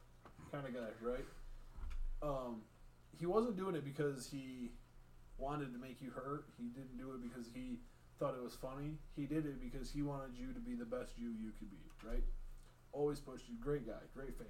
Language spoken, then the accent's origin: English; Detroit, Michigan, United States; Detroit, hitting, you know, my hometown.